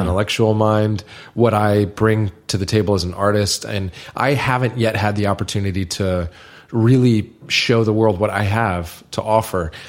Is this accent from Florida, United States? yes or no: yes; Niceville, Florida, United States; moved away; I'm some loser from Niceville